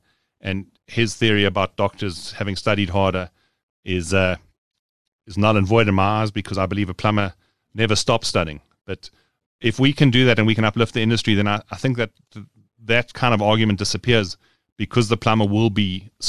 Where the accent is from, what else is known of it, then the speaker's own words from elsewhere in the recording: Johannesburg, Gauteng, South Africa; I was born in Johannesburg. I am a Johannesburg man through and through, or boy through and through.